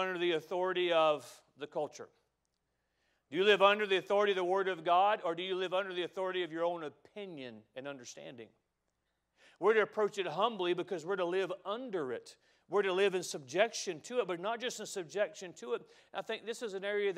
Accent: United States; I love being an American. I'm proud to be an American

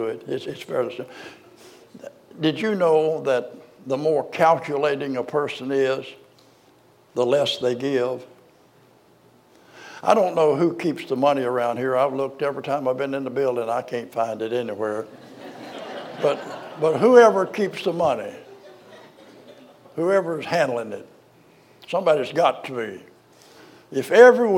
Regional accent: Arkansas, United States; I was born in Arkansas

